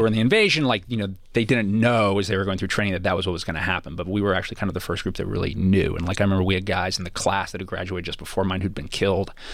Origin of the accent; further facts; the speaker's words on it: Los Angeles, California, United States; growing up in Los Angeles